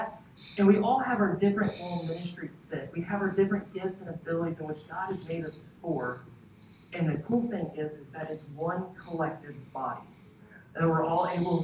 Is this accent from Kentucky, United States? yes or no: yes; Kentucky, United States; now in Texas, United States; I come from Kentucky